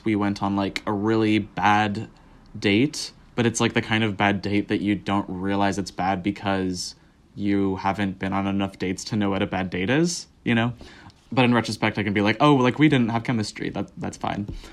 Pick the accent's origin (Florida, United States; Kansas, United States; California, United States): California, United States; Southern; I grew up in Southern California